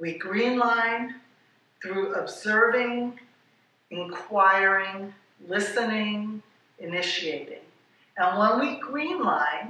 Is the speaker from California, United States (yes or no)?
no; Hawaii, United States; I'm from Hawaii